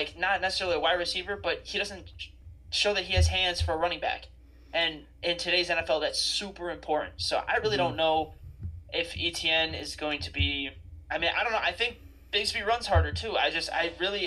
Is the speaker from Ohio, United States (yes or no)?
no; Buffalo, New York, United States; I grew up in Buffalo. I still live in Buffalo